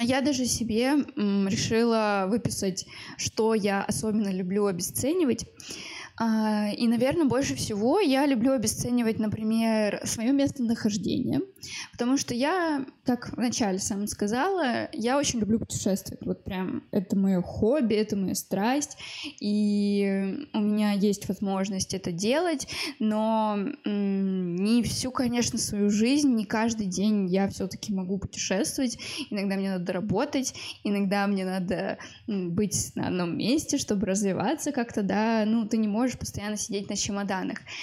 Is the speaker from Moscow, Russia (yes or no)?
yes; Moscow, Russia; мне 23 года, я из Москвы